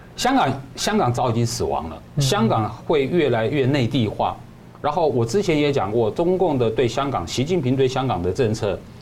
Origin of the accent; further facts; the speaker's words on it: Taiwan; 我们台湾人